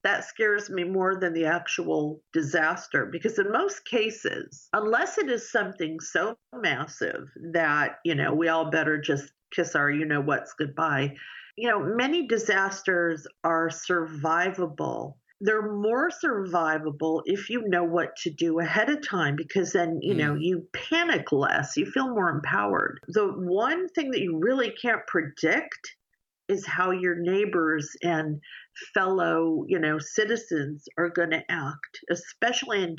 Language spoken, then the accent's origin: English; New York, United States; moved away; also born or lived in Los Angeles / San Diego; I grew up in New York.